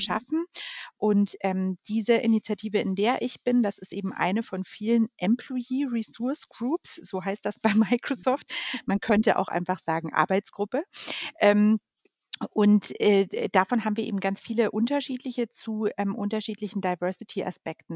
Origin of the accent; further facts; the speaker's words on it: Munich, Bavaria, Germany; Ich ähm, bin ein gebürtiges Münchner Kindel, darauf bin ich sehr stolz mhm. und ähm, genau lebe deshalb mit meiner Familie auch in München.